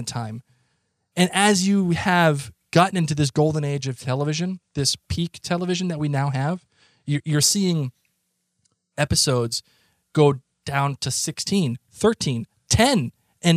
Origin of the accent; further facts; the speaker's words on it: Boston, Massachusetts, United States; accent: thick Boston; my thickest Boston accent